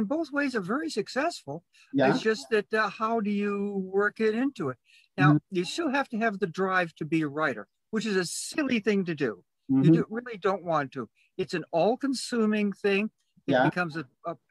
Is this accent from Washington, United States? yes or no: no; Boston, Massachusetts, United States; now in Chicago, United States; I'm originally from Boston in Massachusetts